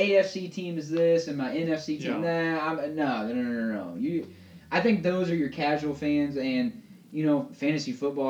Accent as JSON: {"language": "English", "town": "Indianapolis", "region": "Indiana", "country": "United States", "tie": "born or raised there", "said": "I went back to my hometown team, you know, the Pacers. So I'm a Pacer fan, and I'll admit it."}